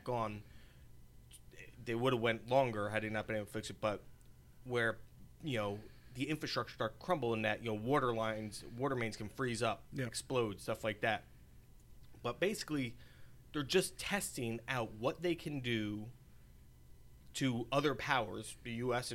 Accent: United States

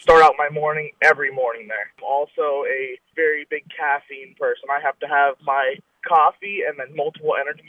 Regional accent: Marshalltown, Iowa, United States; I'm from Marshalltown

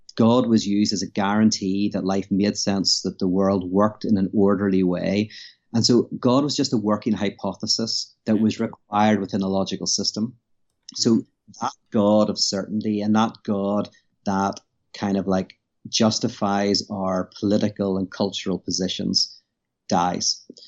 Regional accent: Belfast, Northern Ireland, United Kingdom; moved away as an adult; now in United States; I'm from Belfast, Northern Ireland. Uh, currently live in America.

